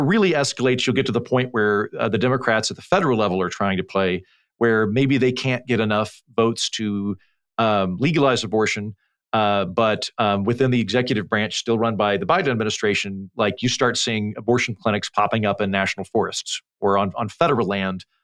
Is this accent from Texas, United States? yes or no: no; Oklahoma, United States; moved away; also born or lived in Oxford; when I was a kid growing up in Oklahoma, a very conservative part of the country